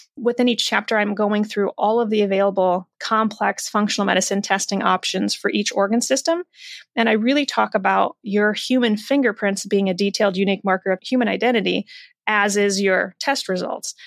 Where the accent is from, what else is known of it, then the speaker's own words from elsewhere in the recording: Iowa, United States; raised in the Midwest in Iowa